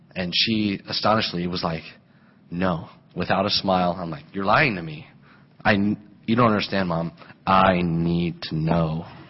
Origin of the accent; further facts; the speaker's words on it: Colorado, United States; moved away; I grew up in Colorado